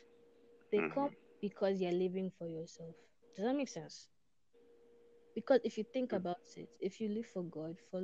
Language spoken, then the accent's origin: English; Nigeria; moved away; I'm from Africa, and lately I've forgotten that I'm Nigerian